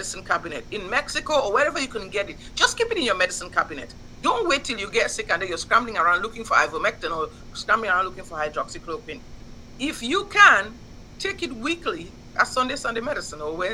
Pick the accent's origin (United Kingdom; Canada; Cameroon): Cameroon; moved away as an adult; also born or lived in Nigeria; now in Houston, United States; I grew up in Cameroon when things were still peaceful and nice. I went to medical school in Nigeria.